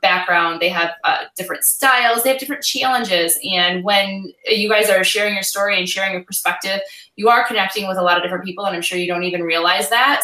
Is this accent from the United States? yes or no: yes; Michigan, United States; we're from Michigan